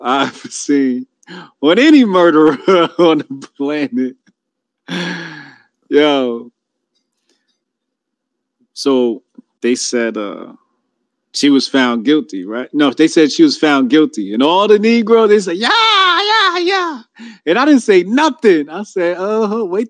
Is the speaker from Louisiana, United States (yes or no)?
no; New Jersey, United States; I'm from Jersey